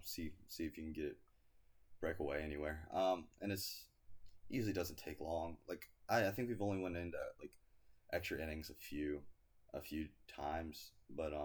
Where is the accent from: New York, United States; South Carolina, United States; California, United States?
South Carolina, United States; Greenville; I was born and raised in South Carolina